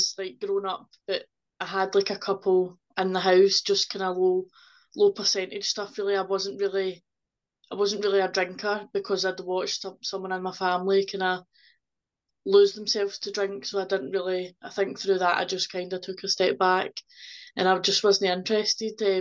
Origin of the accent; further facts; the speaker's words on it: Ayrshire, Scotland, United Kingdom; also born or lived in South Lanarkshire; We're from Ayrshire, so we moved away to South Lanarkshire, and then we stayed there for 4 years, and then we came back